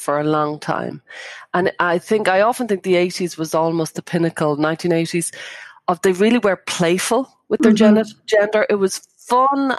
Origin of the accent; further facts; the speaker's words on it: Ireland; I grew up in Catholic Ireland